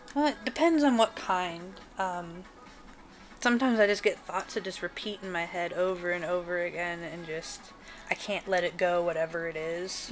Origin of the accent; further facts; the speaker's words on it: Portland, Oregon, United States; also born or lived in Grants Pass, Oregon; I was born in Grants Pass here in Oregon, mm-hmm. and then I've lived most of my life in Portland. We actually moved here when I was about six, so I spent most of my childhood